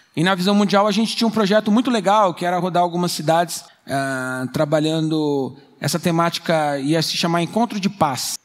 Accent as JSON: {"language": "Portuguese", "region": "São Paulo", "country": "Brazil", "tie": "born or raised there", "said": "Eu sou original daqui de São Paulo, da região do Capão Redondo"}